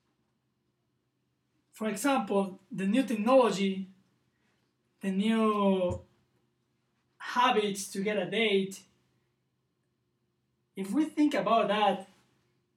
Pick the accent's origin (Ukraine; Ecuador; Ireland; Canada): Ecuador; now in Provo, United States; from Ecuador